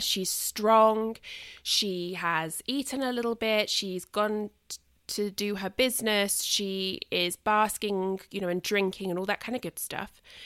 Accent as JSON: {"language": "English", "country": "United Kingdom", "said": "a British person"}